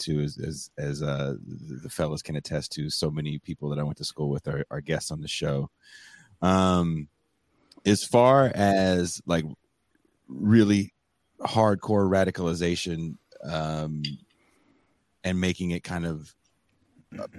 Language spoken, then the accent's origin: English; East Bay, Bay Area, California, United States; growing up in the Bay Area, you're you're kind of immersed in a certain, especially where I'm from uh, in the East Bay.